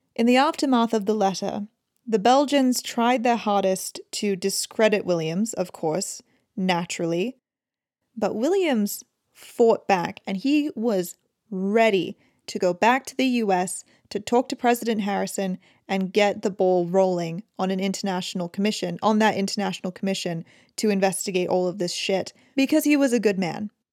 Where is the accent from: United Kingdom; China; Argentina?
United Kingdom; as a British person